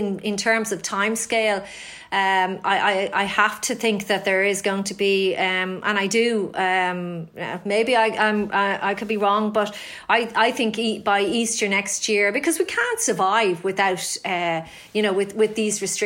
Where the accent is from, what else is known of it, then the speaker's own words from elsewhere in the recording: Ireland; I'm an Irish story